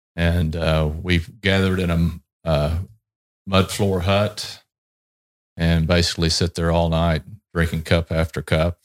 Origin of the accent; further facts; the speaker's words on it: Texas, United States; I'm originally from Texas, Um, and, you know, being in Texas, growing up in Texas